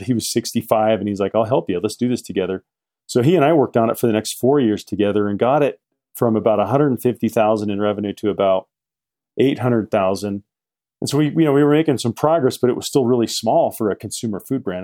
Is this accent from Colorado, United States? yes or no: no; Salt Lake City, Utah, United States; also born or lived in Midway, Utah / Park City, Utah; I grew up in Salt Lake City